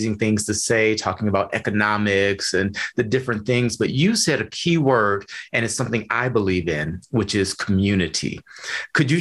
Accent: Detroit, Michigan, United States; my hometown of Detroit, Michigan

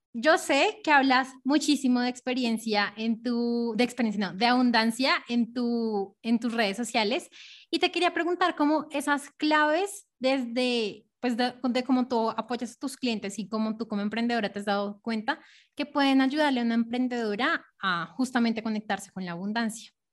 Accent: Colombia; nací eh, en Colombia

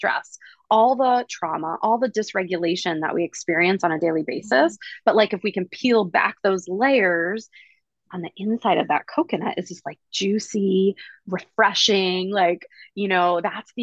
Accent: East Coast, United States; moved away as an adult; also born or lived in Hawaii; now in Oahu, United States; I am originally from the East Coast. I moved out to Hawaii when I was 23

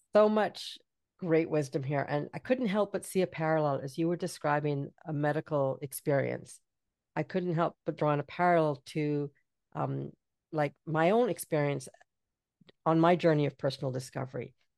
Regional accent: British Columbia, Canada; I'm from B C

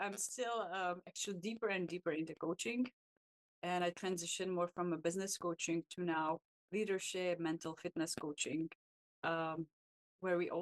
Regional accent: Czechia; moved away as an adult; now in United States; I actually come from a small village in Czech Republic

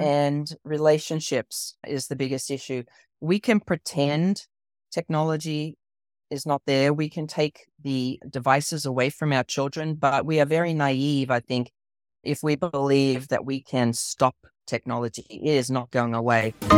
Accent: Australia; moved away as an adult; now in United States; I grew up in Australia, I was born and raised in Australia, so you might notice my accent

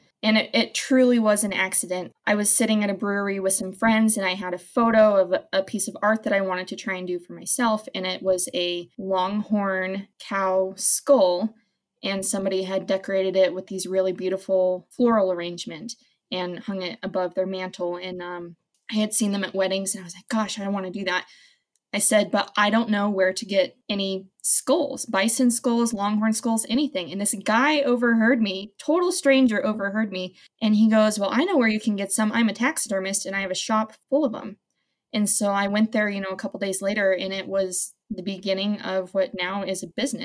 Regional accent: Wyoming, United States; I am born and raised in Wyoming, and I would not want to live anywhere else.

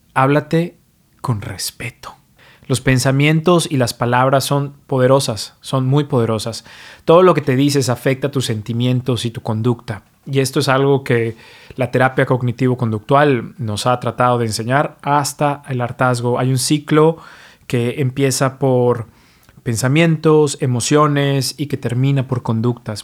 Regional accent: Mexico; now in New York, United States; soy mexicano, pero vivo y practico medicina en New York

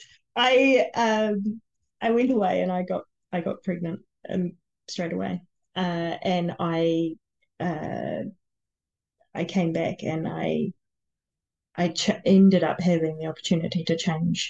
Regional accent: New Zealand; I was born in New Zealand

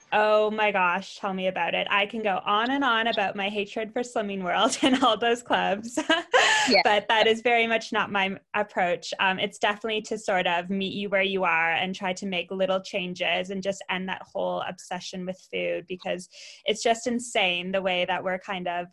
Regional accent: Ottawa, Ontario, Canada; moved away as an adult; also born or lived in London, United Kingdom; now in Bournemouth, United Kingdom; I'm Canadian originally. I'm from Ottawa, which is the capital, not Toronto

